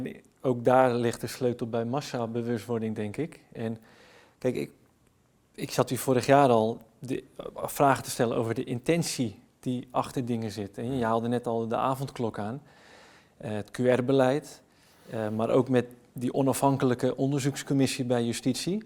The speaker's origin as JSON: {"language": "Dutch", "country": "Netherlands", "said": "blij om weer thuis te komen want dit voelt als thuis"}